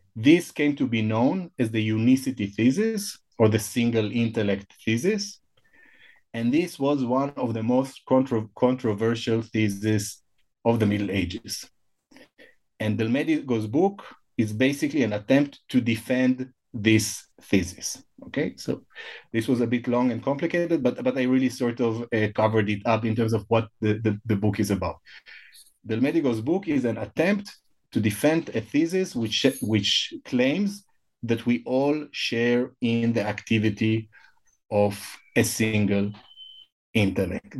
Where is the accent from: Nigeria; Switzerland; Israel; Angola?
Israel; first language Hebrew; English is a second language; I was born and I grew up in, in Israel